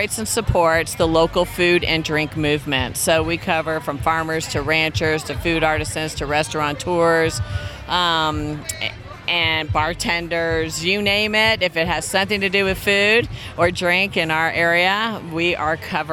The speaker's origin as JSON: {"language": "English", "region": "Texas", "country": "United States", "also_born_or_lived": "San Francisco", "moved": "yes", "lives_now": "Reno, United States", "said": "I'm technically a Texan."}